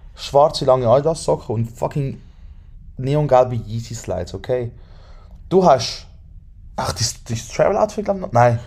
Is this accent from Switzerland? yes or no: yes; Switzerland; wir sind von der Schweiz